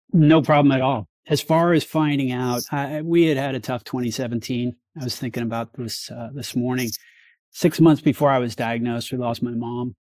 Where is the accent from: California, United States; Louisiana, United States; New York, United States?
New York, United States; now in Sonoma County, United States; But I grew up in New York